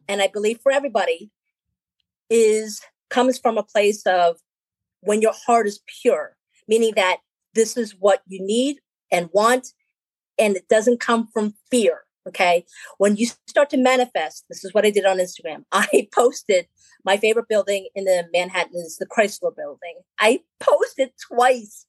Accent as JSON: {"language": "English", "country": "Philippines", "said": "I'm Filipino, so I'm from the islands"}